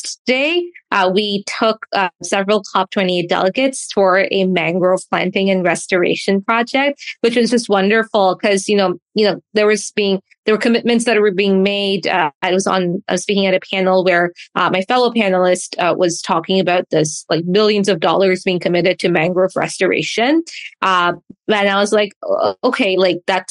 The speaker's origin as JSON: {"language": "English", "region": "Dubai", "country": "United Arab Emirates", "tie": "born or raised there", "said": "although I'm Canadian, I was born and raised in Dubai"}